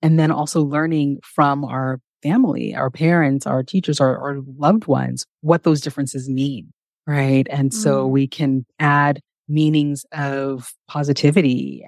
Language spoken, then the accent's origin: English; California, United States; And growing up in California, it was a pretty diverse place, especially if I look back to the area that I grew up in.